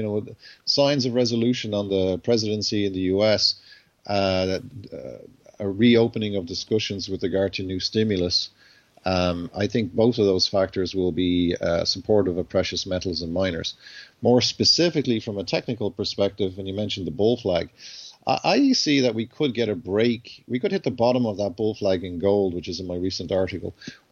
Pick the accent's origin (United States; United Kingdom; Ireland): Ireland; I'm Irish